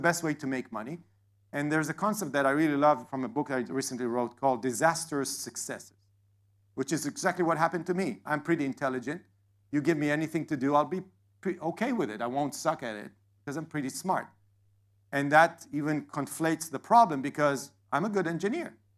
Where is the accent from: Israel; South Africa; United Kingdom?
Israel; now in Atlanta, United States; I live in Atlanta, I was born in Israel